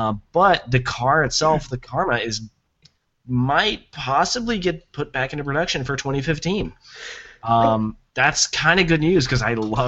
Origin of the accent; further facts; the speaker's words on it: Tennessee, United States; I can do some country accents. I'm from Tennessee, son.